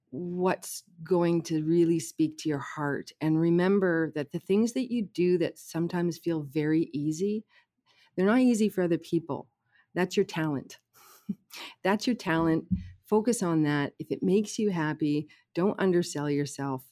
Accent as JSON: {"language": "English", "country": "Canada", "lives_now": "Burnaby, Canada", "said": "I'm from the Soto First"}